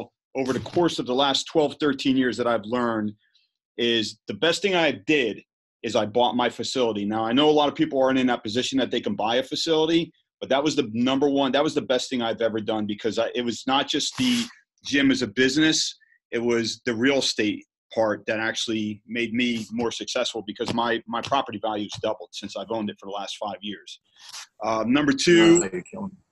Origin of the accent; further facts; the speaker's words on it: New Jersey, United States; I'm from Jersey